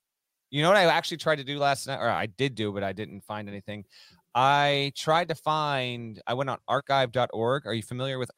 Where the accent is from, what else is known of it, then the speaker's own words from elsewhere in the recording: Vermont, United States; moved away as an adult; also born or lived in Connecticut; So I grew up in Vermont.